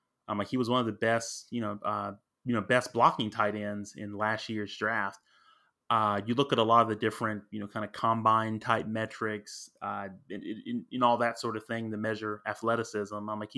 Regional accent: Alabama, United States; also born or lived in New Orleans; I'm in Texas, but I'm originally from Alabama, Roll Tide, and I lived in New Orleans.

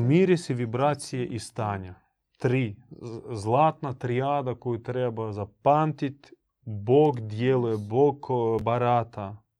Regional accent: Croatia; kod nas u Hrvatskoj

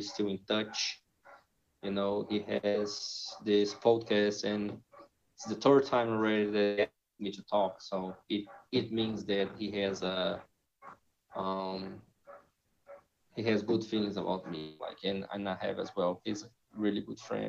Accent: Brazil; English is a second language; moved away as an adult; also born or lived in United States; I'm from Brazil. I lived in the U.S. for almost 7 years.

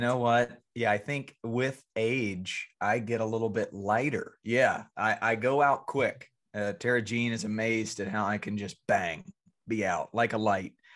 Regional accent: Franklinville, North Carolina, United States; moved away; I'm going back to my hometown of Franklinville, North Carolina

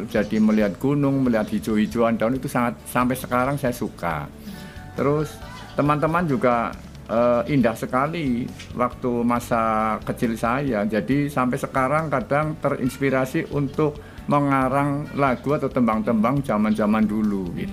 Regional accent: Purwokerto, Central Java, Indonesia; saya dilahirkan di tepatnya di kota Purwokerto itu eh, di waktu itu masih desa ya desa Keranji sekarang jadi kelurahan Keranji.

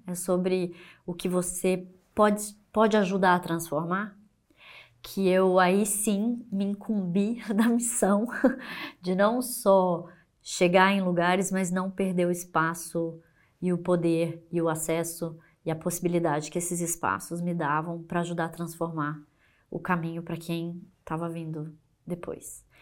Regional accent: Brazil; como brasileira

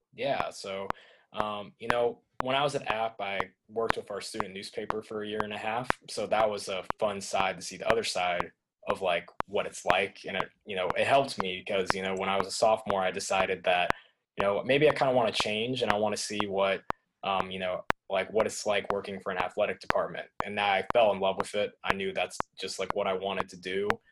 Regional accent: Tennessee, United States; growing up in Tennessee

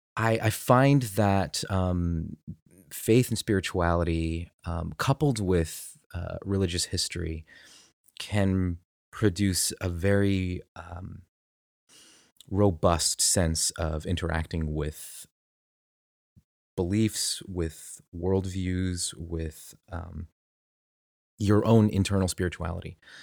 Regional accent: United States; I'm very American

